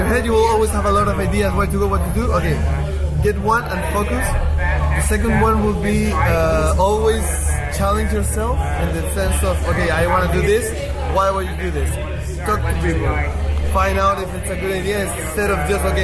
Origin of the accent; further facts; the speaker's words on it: Santiago, Santiago Metropolitan Region, Chile; I'm from Santiago, from Chile, and it's a very, very polluted city